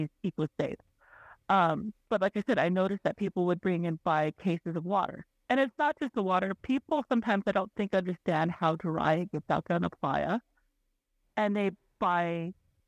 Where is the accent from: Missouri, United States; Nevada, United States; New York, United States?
Nevada, United States; Reno; also born or lived in Pyramid Lake, Nevada; I'm from the Reno Sparks Indian Colony